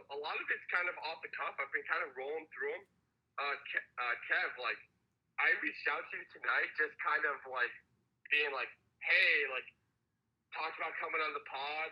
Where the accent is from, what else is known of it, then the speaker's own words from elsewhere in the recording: Detroit, Michigan, United States; grew up in Detroit